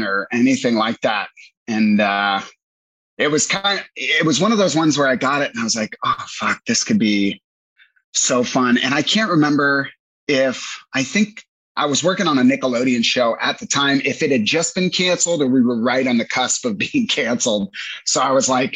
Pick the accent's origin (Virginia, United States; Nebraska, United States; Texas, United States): Virginia, United States; Northern; moved away as an adult; now in Los Angeles, United States; I grew up a jock in Northern Virginia